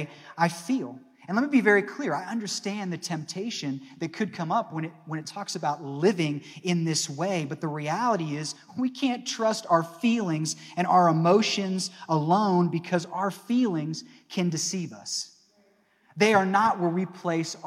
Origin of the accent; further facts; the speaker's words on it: Northeast Ohio, United States; moved away as an adult; also born or lived in Arkansas; Growing up in Northeast Ohio